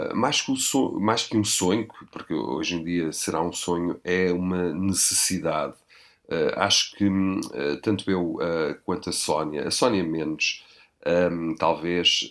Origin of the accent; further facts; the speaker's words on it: Portugal; Tenho 46 anos, sou português, sou europeu.